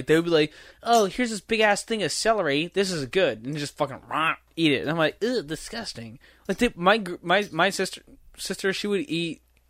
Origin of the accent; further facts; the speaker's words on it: United States; as an American.